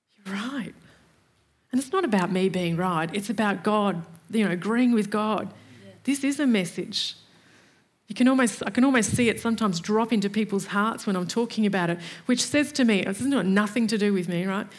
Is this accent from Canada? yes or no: no; Australia